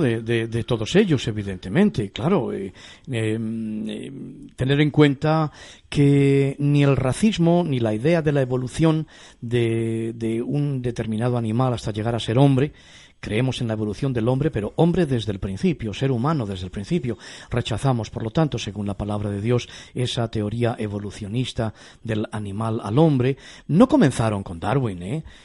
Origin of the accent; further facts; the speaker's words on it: Castile, Spain; yo que soy castellano